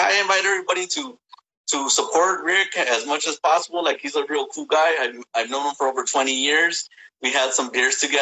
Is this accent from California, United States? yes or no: yes; East Los Angeles, California, United States; I grew up in East